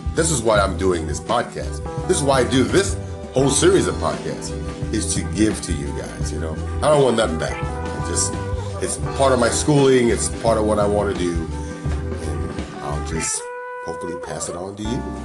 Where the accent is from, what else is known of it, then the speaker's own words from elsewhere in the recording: New York City, New York, United States; I grew up there. I grew up in New York